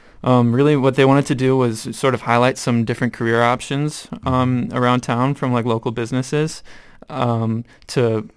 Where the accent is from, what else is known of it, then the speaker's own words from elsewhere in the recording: Rochester, United States; I'm from Rochester.